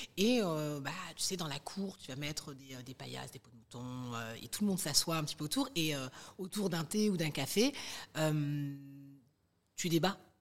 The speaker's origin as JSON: {"language": "French", "town": "Colombes", "region": "Île-de-France", "country": "France", "tie": "born or raised there", "said": "on a grandi, euh, à Colombes, dans le quatre-vingt-douze"}